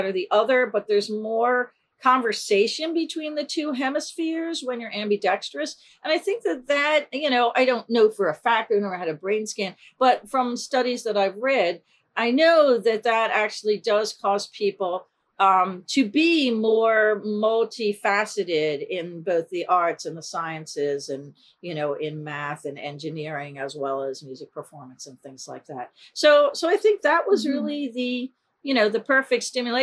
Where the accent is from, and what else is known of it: Glenside, Pennsylvania, United States; born or raised there; also born or lived in Philadelphia, Pennsylvania